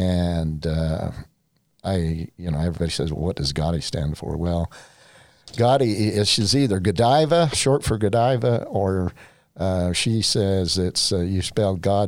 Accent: Santa Clara, Utah, United States; I am a native of Southern Utah

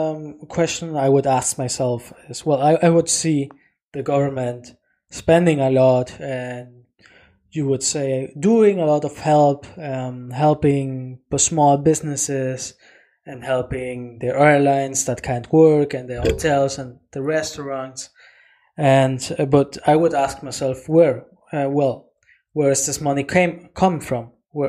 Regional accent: Germany; because we're from Germany, because we're living in Germany.

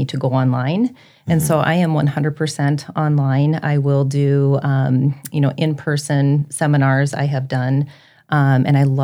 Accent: New Ulm, Minnesota, United States; New Ulm, Minnesota

